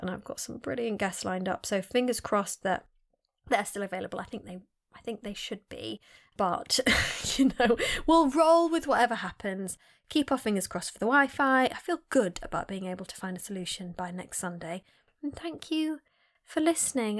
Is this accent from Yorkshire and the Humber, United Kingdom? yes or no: yes; Sheffield, Yorkshire and the Humber, United Kingdom; I was born in Sheffield, I'm from Sheffield.